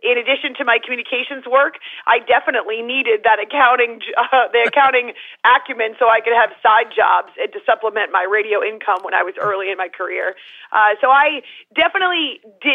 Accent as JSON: {"language": "English", "town": "Concord", "region": "New Hampshire", "country": "United States", "tie": "born or raised there", "said": "we grew up in the boonies in New Hampshire, Concord"}